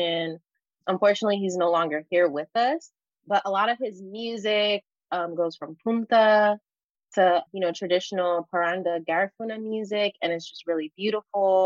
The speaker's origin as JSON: {"language": "English", "town": "Los Angeles", "region": "California", "country": "United States", "tie": "born or raised there", "said": "growing up in Los Angeles"}